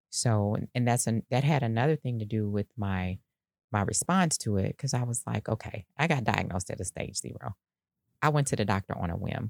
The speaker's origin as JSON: {"language": "English", "town": "Decatur", "country": "United States", "tie": "born or raised there", "said": "growing up in Decatur"}